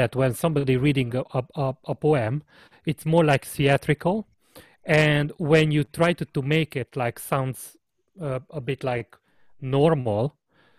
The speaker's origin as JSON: {"language": "English", "country": "Hungary", "accent": "Hungarian", "said": "in my Hungarian accent"}